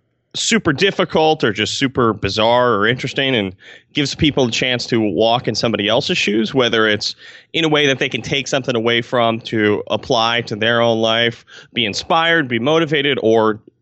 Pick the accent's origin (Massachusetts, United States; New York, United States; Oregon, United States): New York, United States; Albany; And I'm from Albany, New York, which is the capital of New York State, not to brag, if you did not know that.